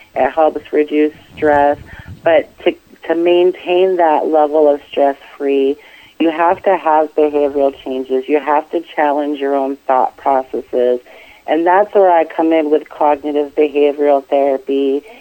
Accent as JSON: {"language": "English", "town": "Lewiston", "region": "Maine", "country": "United States", "tie": "born or raised there", "also_born_or_lived": "San Diego, California", "moved": "as an adult", "lives_now": "Richmond, United States", "said": "I actually grew up in Lewiston, Maine"}